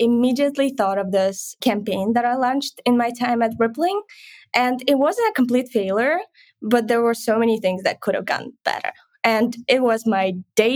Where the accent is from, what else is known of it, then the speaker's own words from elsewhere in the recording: Kryvyi Rih, Dnipropetrovsk Oblast, Ukraine; English is a second language; moved away as an adult; now in San Francisco, United States; I'm originally from Kryvyi Rih, Ukraine